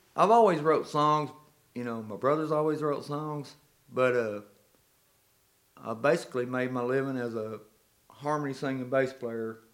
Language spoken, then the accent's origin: English; Clarksville, Arkansas, United States; I was born in Clarksville, Arkansas